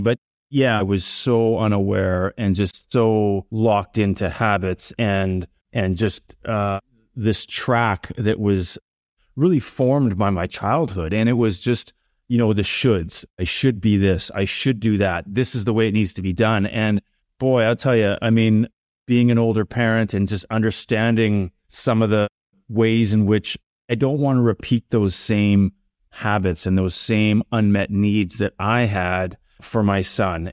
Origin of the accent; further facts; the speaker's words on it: Medicine Hat, Alberta, Canada; growing up in Medicine Hat in the seventies